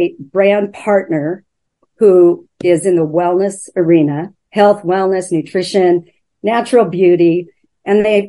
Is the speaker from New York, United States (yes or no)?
no; Oregon, United States; moved away as an adult; now in Vancouver, United States; I'm from Oregon originally, but we moved up here about 8 years ago.